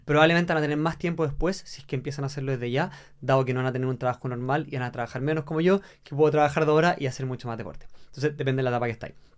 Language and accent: Spanish; Chile; Yo soy seleccionado chileno, yo, soy, yo estoy en la selección de trail running de Chile